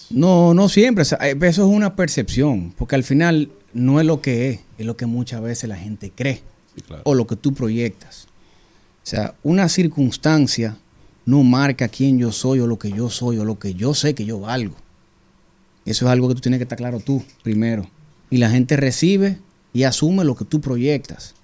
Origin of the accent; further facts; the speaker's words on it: Dominican Republic; soy dominicano